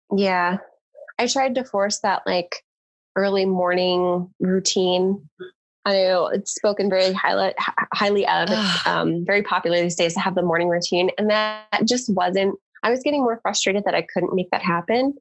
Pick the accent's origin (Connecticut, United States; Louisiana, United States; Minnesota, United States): Connecticut, United States; moved away as an adult; also born or lived in Baltimore, Maryland; now in Southern California, United States; I grew up in Connecticut